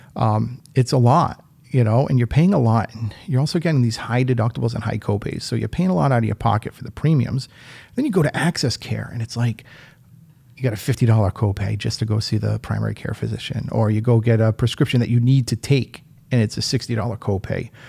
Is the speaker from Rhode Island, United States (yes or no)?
yes; Rhode Island, United States; moved away as an adult; also born or lived in Western Massachusetts; now in Holyoke, United States; I was born and raised in Rhode Island.